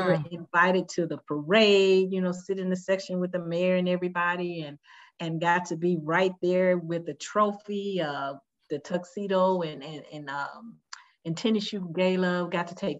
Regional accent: Decatur, Georgia, United States; ATL is great. Don't get me wrong, because, you know, I grew up mostly in the Stone Mountain, Decatur, Georgia area. But I truly did like living in Miami.

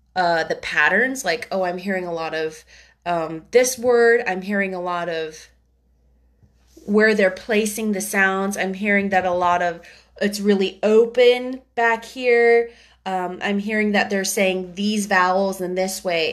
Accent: United States; being American

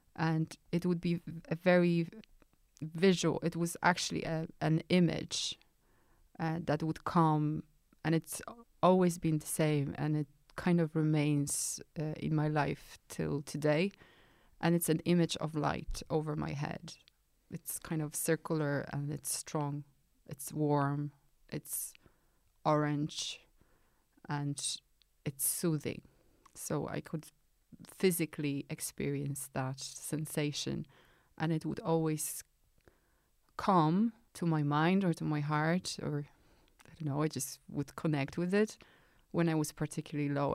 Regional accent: Poland; moved away; I grew up in Poland in nineteen eighties.

